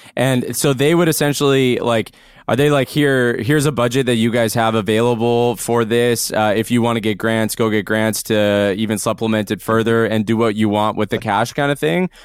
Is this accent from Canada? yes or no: yes; Canada; being a Canadian band